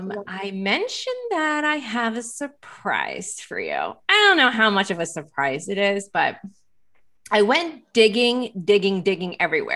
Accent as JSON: {"language": "English", "town": "Lancaster", "region": "Pennsylvania", "country": "United States", "said": "And actually I'm from Lancaster, Pennsylvania."}